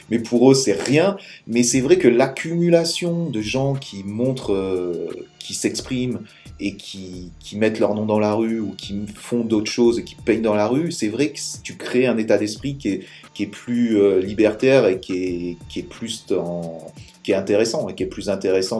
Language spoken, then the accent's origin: French; France; en tant que Français